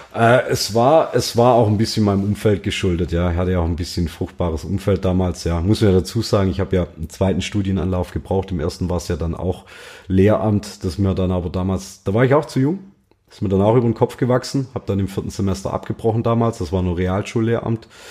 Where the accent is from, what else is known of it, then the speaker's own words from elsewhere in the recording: near Tübingen, Baden-Württemberg, Germany; komme ich aus der Nähe von Tübingen